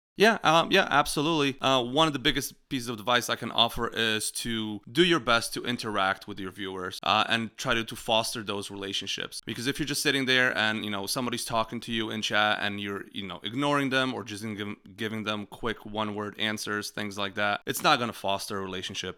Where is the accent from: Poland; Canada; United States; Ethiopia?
Poland; moved away; the farm I grew up in Poland